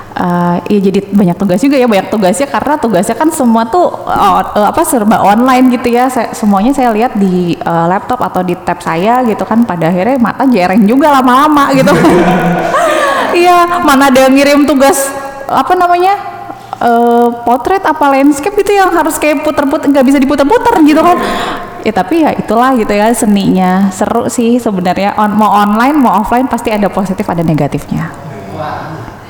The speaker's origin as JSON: {"language": "Indonesian", "town": "Bandung", "region": "West Java", "country": "Indonesia", "tie": "born or raised there", "moved": "as an adult", "lives_now": "Bekasi, Indonesia", "said": "saya lahir dan besar tuh di Bandung sampai kuliah itu di Bandung"}